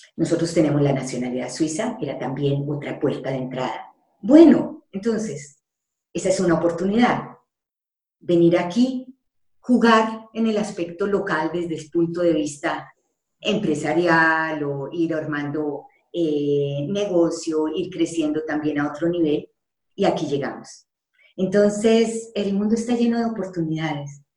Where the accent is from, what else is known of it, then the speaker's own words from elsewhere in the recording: Colombia; moved away as an adult; also born or lived in Panama; yo salí de Colombia porque allá no estaba feliz